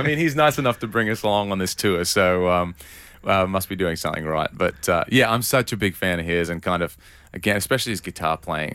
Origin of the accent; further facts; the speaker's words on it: Newcastle, New South Wales, Australia; moved away; I grew up, uh, in a town called Newcastle